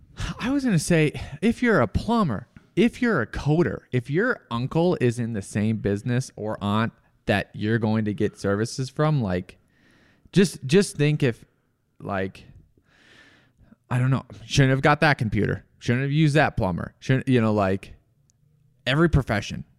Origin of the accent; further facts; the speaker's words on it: Rochester, United States; my hometown in Ro-, Rochester